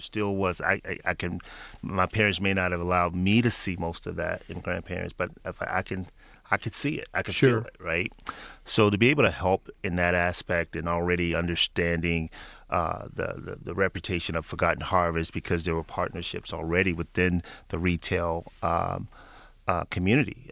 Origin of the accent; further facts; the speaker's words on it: Memphis, Tennessee, United States; moved away; back in my hometown of Memphis, Tennessee